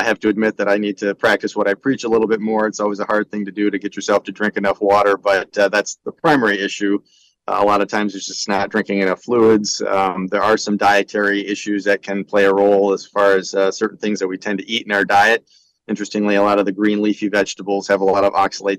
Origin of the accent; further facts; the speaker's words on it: Grandville, Michigan, United States; also born or lived in Detroit, Michigan; I'm a native of Grand Rapids, Granville to be exact. So that's where I was raised